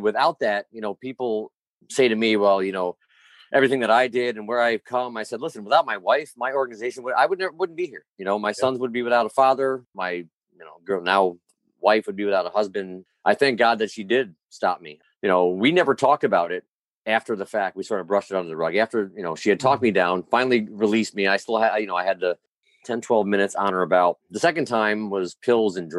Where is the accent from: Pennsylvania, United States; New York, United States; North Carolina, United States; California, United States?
New York, United States; Albany; I grew up in Albany.